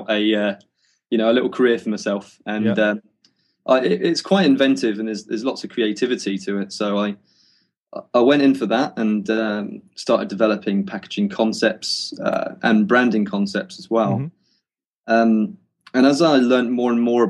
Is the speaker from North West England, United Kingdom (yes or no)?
no; Cornwall, South West England, United Kingdom; moved away as an adult; now in Wellington, New Zealand; I was from Cornwall, which is, you know, there wasn't much work around